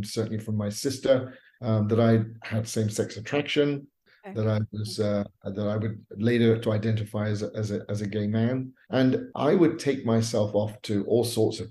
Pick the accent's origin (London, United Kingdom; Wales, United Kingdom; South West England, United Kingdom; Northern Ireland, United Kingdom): South West England, United Kingdom; Bournemouth; moved away as an adult; also born or lived in Los Angeles, United States; now in United States; my hometown in Bournemouth, England